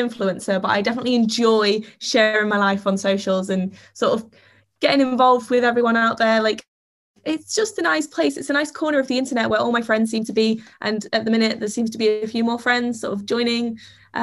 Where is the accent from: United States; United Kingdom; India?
United Kingdom; Grimsby, Yorkshire and the Humber; accent: Grimsby; now in London, United Kingdom; I love my accent so much. I never used to, and then started to appreciate the northernness that is the Grimsby accent. Grimsby in northeast Lincolnshire.